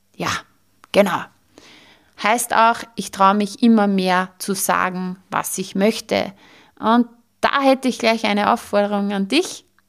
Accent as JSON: {"language": "German", "country": "Austria", "said": "bei uns in Österreich"}